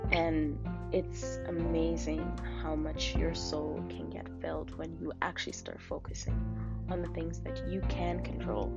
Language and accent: English; Canada; I was from Canada